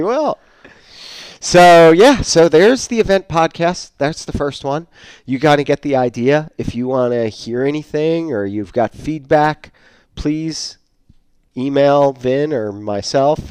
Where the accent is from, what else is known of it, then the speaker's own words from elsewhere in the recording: Maine, United States; moved away; I grew up in Maine